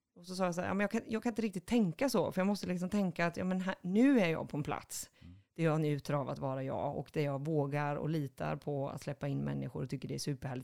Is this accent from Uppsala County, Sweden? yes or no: no; Boxholm, Östergötland, Sweden; Jag är född i en liten håla utanför Linköping, söder om Linköping, som heter Boxholm